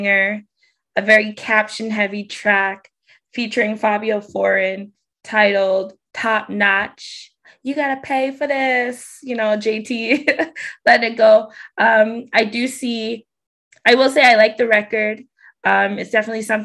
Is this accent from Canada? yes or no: yes; Canada; for me as a Canadian